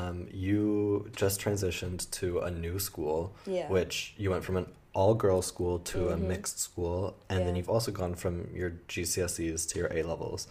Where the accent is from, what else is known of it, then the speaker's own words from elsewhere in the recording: United States; as an American myself